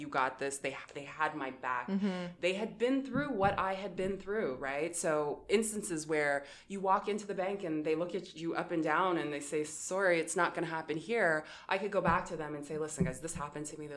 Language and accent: English; Windsor, Ontario, Canada; growing up in Windsor and having immigrant parents